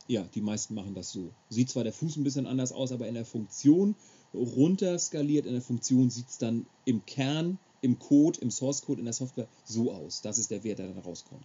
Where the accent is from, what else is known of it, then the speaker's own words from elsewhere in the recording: Schleswig-Holstein, Germany; ich bin gebürtiger Schleswig-Holsteiner